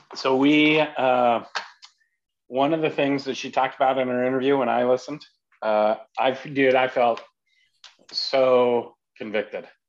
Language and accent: English; Idaho, United States; I grew up in Idaho